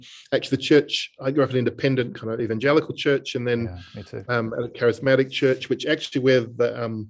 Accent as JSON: {"language": "English", "town": "Dingley", "region": "Victoria", "country": "Australia", "tie": "born or raised there", "said": "the church I grew up in Dingley."}